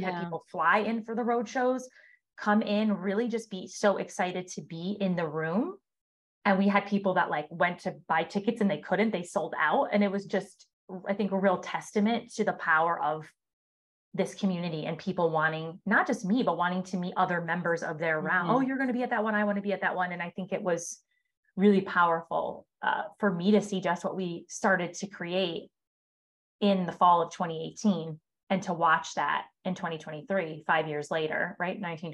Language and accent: English; Syracuse, New York, United States; moved away; also born or lived in Atlanta / Miami; Syracuse, New York, which is my hometown